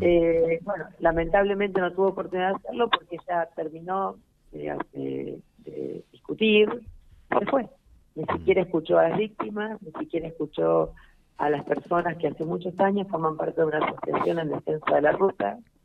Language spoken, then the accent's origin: Spanish; Santa Fe, Argentina; nosotros vamos a actuar como santafesinos